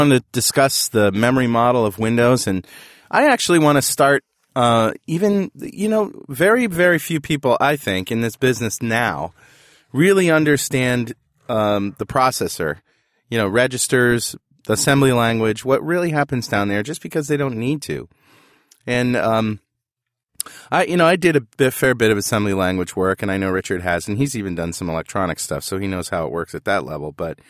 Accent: Toowoomba, Queensland, Australia; Joel started bagging Toowoomba. That is my hometown, and I thought I should stand up for it.

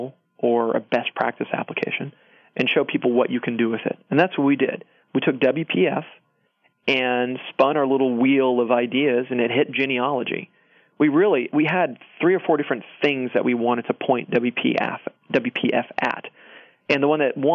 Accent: Georgia, United States; moved away; I was born in Georgia

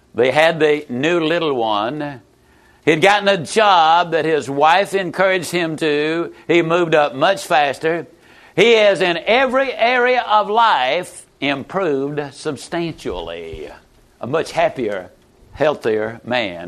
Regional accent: Yazoo City, Mississippi, United States; also born or lived in Lower Alabama; I was raised in Yazoo City, Mississippi

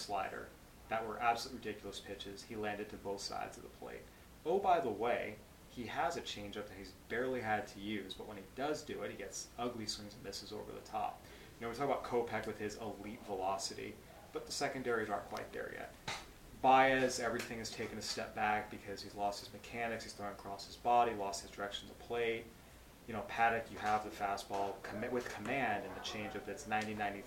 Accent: California, United States; my home state?

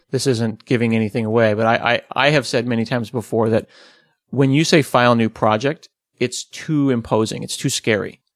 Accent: United States; we're American

